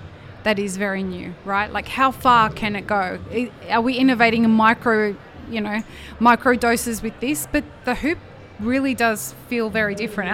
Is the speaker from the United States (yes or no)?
no; Australia; I'm an Australian